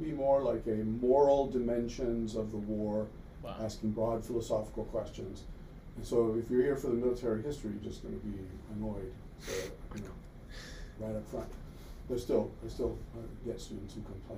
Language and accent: English; California, United States; first language Italian; English is a second language; also born or lived in Italy; I grew up kind of half time, most of the time growing up in California, but every summer heading to France or England or more often Italy